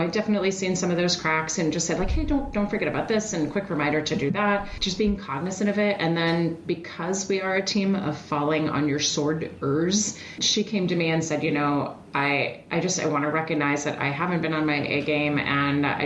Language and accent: English; Switzerland; moved away; I hail from Europe. I'm originally from Switzerland